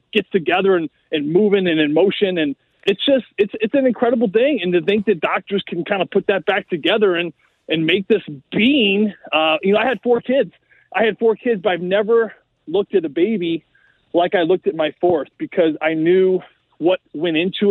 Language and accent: English; St. Louis, Missouri, United States; St. Louis